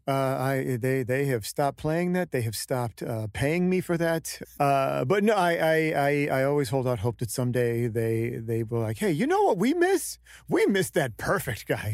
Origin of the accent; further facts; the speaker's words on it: Stockton, California, United States; the first, you know, seventeen years of my life was in uh, Stockton, it's a very interesting town